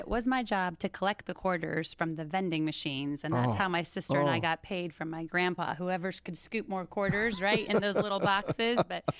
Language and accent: English; Bellevue, Washington, United States; now in Palm Beach, United States; originally I grew up in Bellevue, Washington, right outside of Seattle.